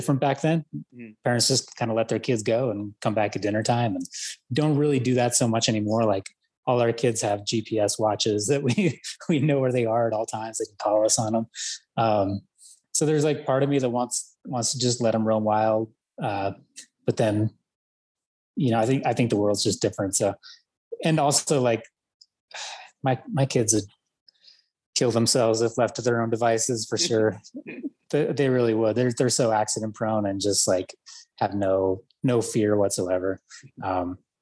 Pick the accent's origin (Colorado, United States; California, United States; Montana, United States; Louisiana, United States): Colorado, United States; Boulder; we grew up in Boulder, Colorado